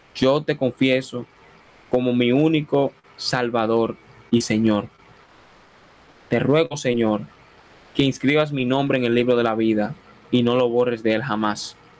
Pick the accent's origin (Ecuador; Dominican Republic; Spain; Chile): Dominican Republic; No soy colombiano, no soy venezolano, soy dominicano